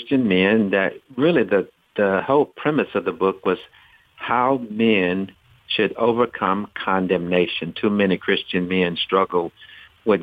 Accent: Shreveport, Louisiana, United States; I grew up in Shreveport, Louisiana

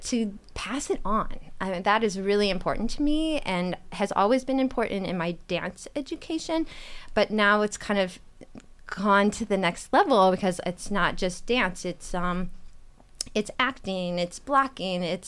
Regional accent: Indiana, United States; moved away as an adult; now in Holyoke, United States; I grew up dancing. I'm from Indiana

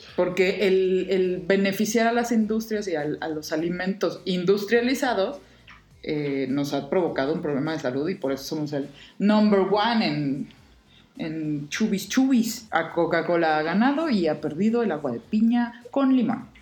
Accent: Mexico; nuestro México

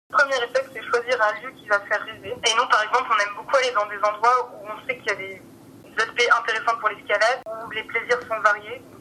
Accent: Grenoble, Auvergne-Rhône-Alpes, France; je suis originaire de la région de Grenoble

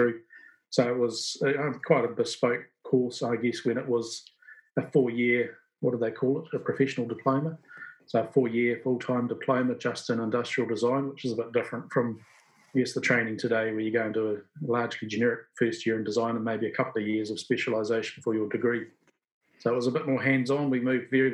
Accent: Hawke's Bay, New Zealand; also born or lived in Bluff / Stewart Island; I was raised in Hawke's Bay

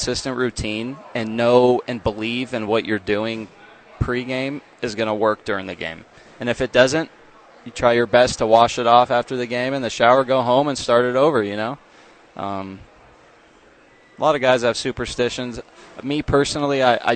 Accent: San Diego, California, United States; I grew up in San Diego

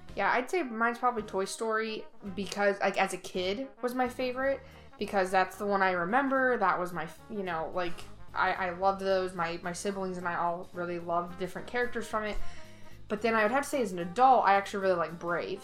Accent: Indiana, United States; also born or lived in Ohio; now in Florida, United States; I'm originally from the Midwest, so I did not grow up here. We live in Florida now, but i am from Indiana

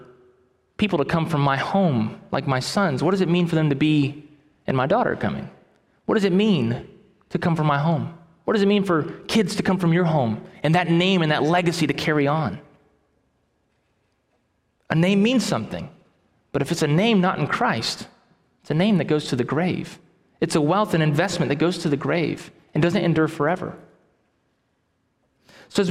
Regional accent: Titusville, Florida, United States; I grew up in Titusville, Florida.

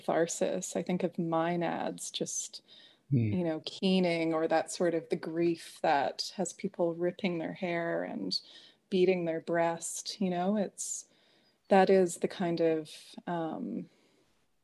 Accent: Canada; also born or lived in Nelson, British Columbia; I'm a Canadian

